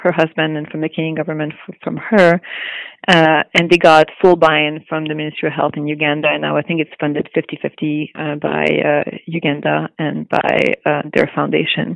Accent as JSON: {"language": "English", "town": "Montreal", "region": "Quebec", "country": "Canada", "tie": "born or raised there", "also_born_or_lived": "Los Angeles", "moved": "as an adult", "lives_now": "Vancouver, Canada", "said": "I'm from Montreal. I'm French Canadian. And I did, I grew up there"}